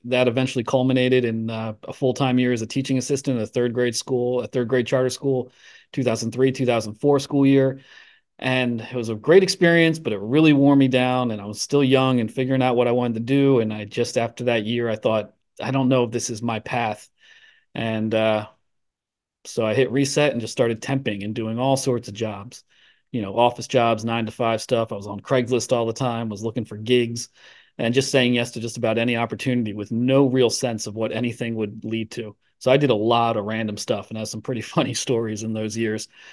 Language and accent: English; Ambler, Pennsylvania, United States; also born or lived in Cleveland, Ohio / Ravenna, Ohio; native of Cleveland, Ohio, but moved to Ambler, Pennsylvania when I was about two years old